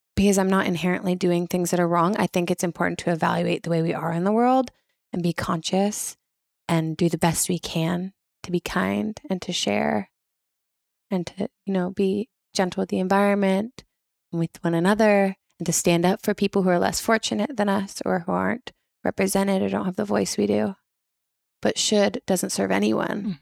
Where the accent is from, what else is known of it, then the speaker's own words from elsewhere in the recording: Washington, United States; moved away as an adult; also born or lived in Rome, Italy / Spain; I grew up in Washington State